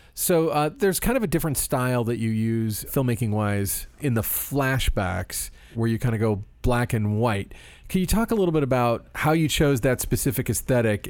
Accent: Florida, United States; I grew up in Florida

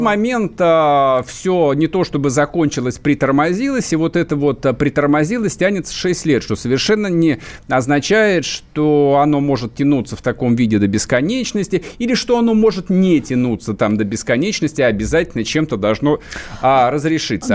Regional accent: south-east Ukraine, Ukraine; moved away; я там а, рос на Юго-Востоке

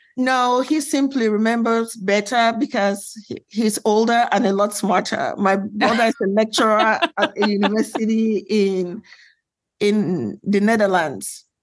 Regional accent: Cameroon; moved away; also born or lived in Nigeria; I'm from West Africa

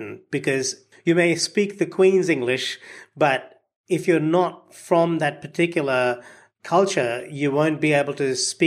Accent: India; moved away; I was born and raised in India

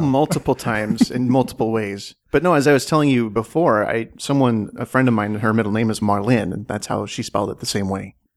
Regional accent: Washington, United States; moved away as an adult; I am from the Northwest originally. I'm from Washington State. So I went home.

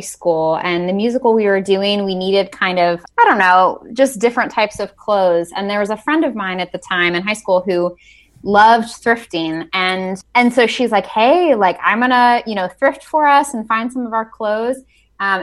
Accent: Northeast Ohio, United States; born and raised in Northeast Ohio. I ended up staying in this area after college

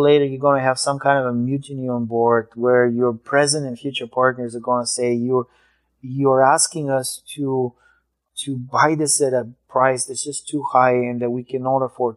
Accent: Bulgaria; moved away; I immigrated from Bulgaria.

